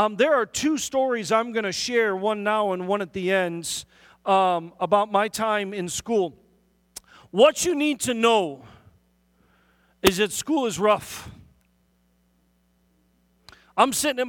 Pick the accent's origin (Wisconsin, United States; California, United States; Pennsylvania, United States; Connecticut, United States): Wisconsin, United States; Milwaukee; also born or lived in Auckland, New Zealand / Hartford, Wisconsin; We fairly quickly moved into the city of Milwaukee, and the city of Milwaukee is really where I grew up